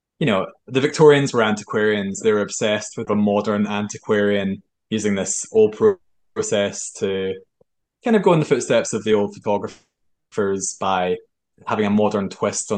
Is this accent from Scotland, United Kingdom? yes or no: yes; Irvine, Scotland, United Kingdom; also born or lived in Germany; The town I grew up in Irvine, is well known for Edgar Allan Poe lived there as a child